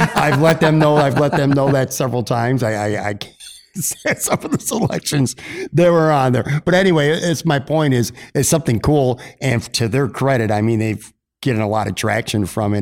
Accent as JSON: {"language": "English", "town": "Buffalo", "region": "New York", "country": "United States", "tie": "born or raised there", "moved": "yes", "said": "I grew up on the west side and spent a lot of years living in North Buffalo"}